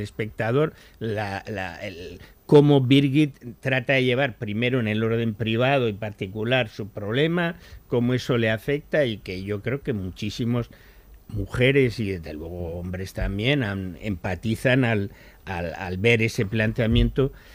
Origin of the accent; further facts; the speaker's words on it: Spain; los españoles, pese a todo, seguimos